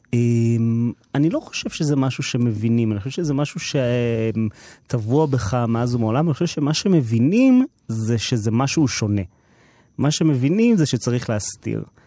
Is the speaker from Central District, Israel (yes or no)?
no; Herzliya, Tel Aviv District, Israel; אני גדלתי בהרצליה בסביבה ממעמד